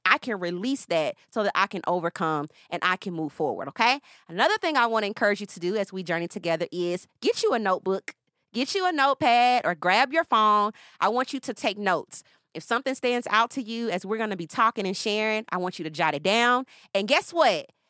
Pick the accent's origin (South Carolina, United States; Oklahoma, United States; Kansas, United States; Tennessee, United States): Tennessee, United States; Nashville; now in Atlanta, United States; I am originally from Nashville. I'm currently living in Atlanta